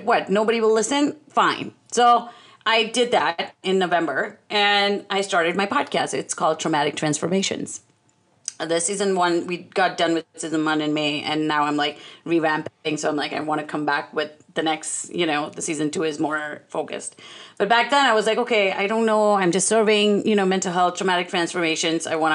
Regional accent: India; I'm Indian

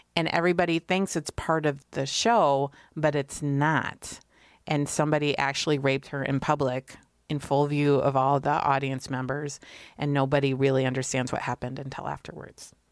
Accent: Connecticut, United States; I grew up in Connecticut

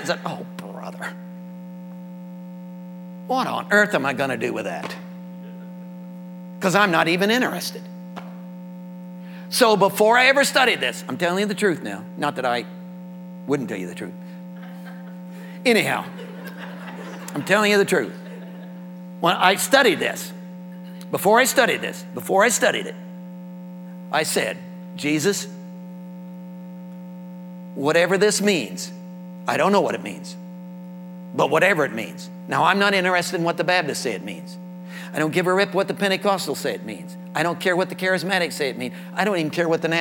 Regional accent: Indiana, United States; I'm an Indiana boy, born and raised in Indiana, farm country

